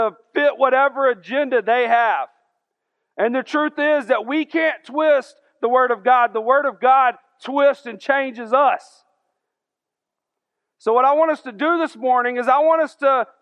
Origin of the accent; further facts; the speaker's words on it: Augusta, Georgia, United States; I'm from South Augusta. We didn't have all that cool stuff over there